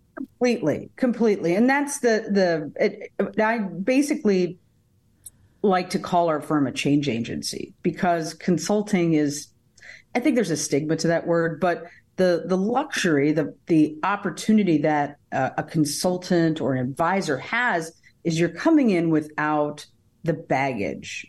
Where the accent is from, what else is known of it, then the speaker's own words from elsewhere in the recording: Davenport, Iowa, United States; also born or lived in Tucson, Arizona; I was born in Tucson, Arizona, uh, but I got shipped here to Davenport, Iowa, uh, shortly thereafter